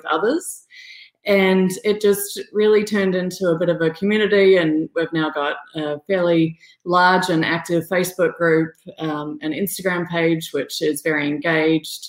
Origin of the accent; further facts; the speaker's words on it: Australia; I'm from Australia, so I went to kindergarten when I was four